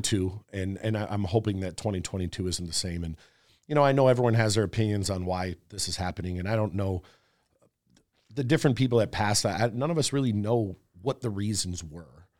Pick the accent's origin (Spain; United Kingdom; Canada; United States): United States; Wisconsin; also born or lived in Florida; up until I was, maybe eight, I was in Florida, and then we moved to Wisconsin, and it was always snowy there.